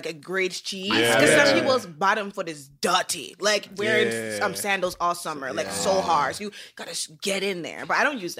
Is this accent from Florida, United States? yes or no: yes; Sunrise, Florida, United States; moved away as an adult; now in Toronto, Canada; growing up in Florida